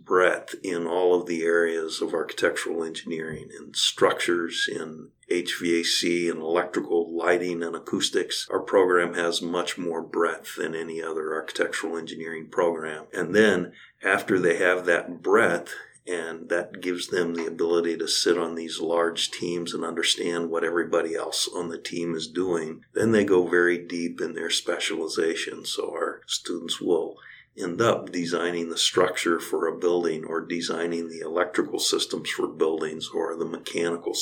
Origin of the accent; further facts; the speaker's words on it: Kansas, United States; now in Nebraska, United States; I was born and raised in Kansas